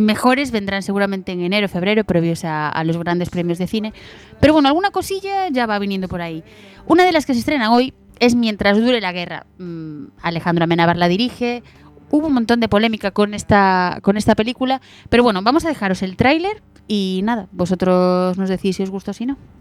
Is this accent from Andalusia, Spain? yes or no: no; A Mariña, Lugo, Galicia, Spain; yo soy de la Marina de Lugo